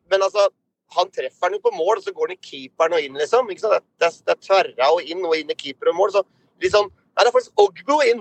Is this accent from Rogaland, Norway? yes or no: no; Drammen, Buskerud, Norway; vi er jo fra Drammensområdet